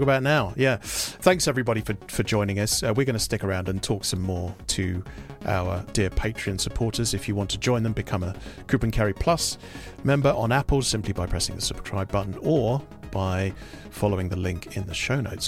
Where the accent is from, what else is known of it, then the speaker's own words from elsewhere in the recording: United Kingdom; as a Brit